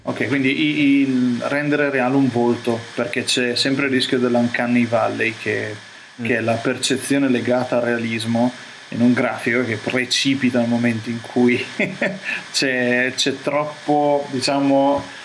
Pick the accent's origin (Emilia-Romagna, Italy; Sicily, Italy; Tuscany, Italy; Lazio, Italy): Emilia-Romagna, Italy; Rimini; also born or lived in Toronto; da riminese guardarlo descrive la mia città come meglio non si può